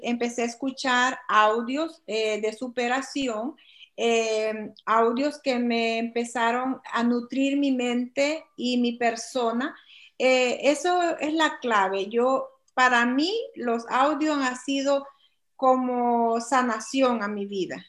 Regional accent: El Salvador; moved away as an adult; now in United States; soy de El Salvador y actualmente vivo en los Estados Unidos.

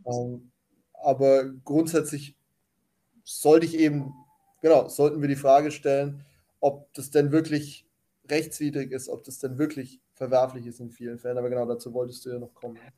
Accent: Germany; ich bin halt Deutscher und deswegen bin ich in Deutschland aktiv.

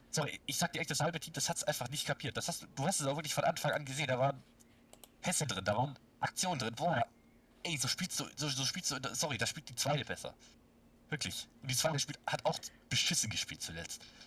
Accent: near Stuttgart, Baden-Württemberg, Germany; ich komme aus der Nähe von Stuttgart

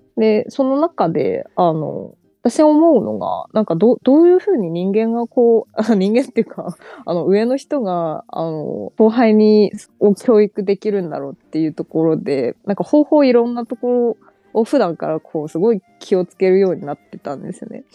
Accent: China; first language Chinese; Japanese is a second language; also born or lived in Japan; 4歳から中国に帰って

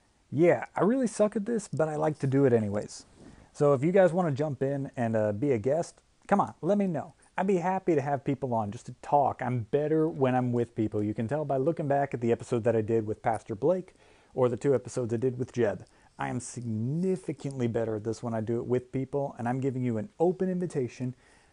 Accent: Michigan, United States; now in Tennessee, United States; I think everybody here knows I grew up playing hockey, okay? I was born right outside of Detroit, and I've been playing hockey my whole life.

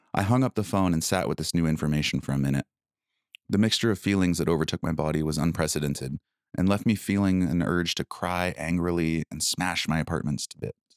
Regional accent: United States; moved away as an adult; also born or lived in Blaine, Washington; my home country felt like a foreign, war-torn land

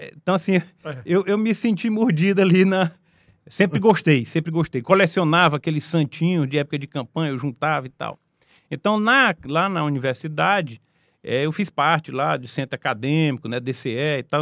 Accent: Teresina, Piauí, Brazil; eu sou teresinense, né? nasci ah. aqui em Teresina.

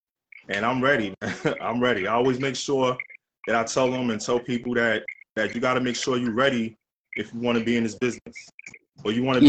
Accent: New York City, New York, United States; I'm from the Lower East Side. I'm a licensed chef, about 20 years.

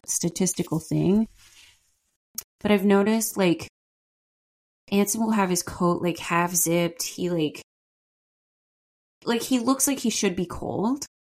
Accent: Ottawa, Ontario, Canada; also born or lived in Montreal; growing up in Ottawa, mostly like Montreal and Ottawa

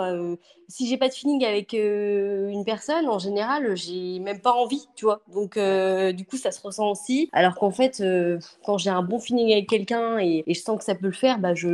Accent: Angers, Pays de la Loire, France; born there; also born or lived in Paris / Bordeaux; Et c'est vrai que moi, je viens du nord parce que je suis née à Angers. J'ai vécu à Paris, j'ai vécu à Bordeaux.

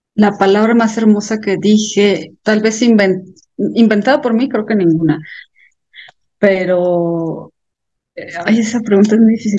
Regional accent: Celaya, Guanajuato, Mexico; soy una escritora de Celaya, Guanajuato

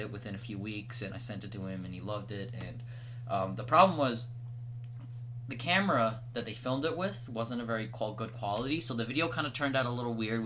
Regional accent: Canada; I'm Canadian

